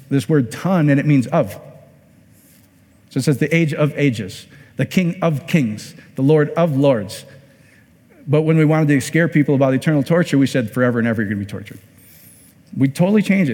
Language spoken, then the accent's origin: English; Iowa, United States; I'm from Iowa